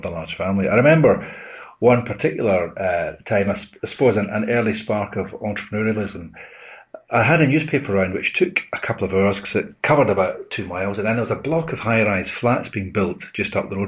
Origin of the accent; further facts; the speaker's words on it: Glasgow, Scotland, United Kingdom; I was born in October 1955 in a little Scottish fishing village called Glasgow